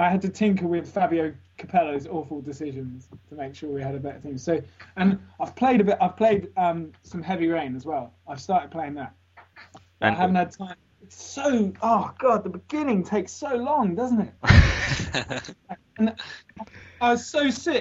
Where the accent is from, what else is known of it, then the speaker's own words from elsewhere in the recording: Looe, South West England, United Kingdom; moved away as an adult; also born or lived in London; And I'm from Cornwall, this little fishing village in Loo